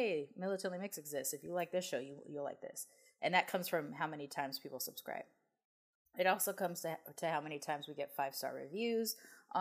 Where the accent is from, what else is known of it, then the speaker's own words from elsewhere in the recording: United States; they saw me as an American